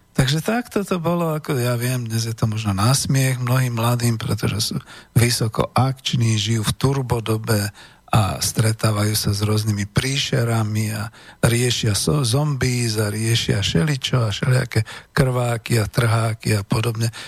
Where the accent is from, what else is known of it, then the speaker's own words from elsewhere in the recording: Bratislava, Bratislava Region, Slovakia; ja som bratislavčan, čiže na krásnom modrom Dunaji pod hradom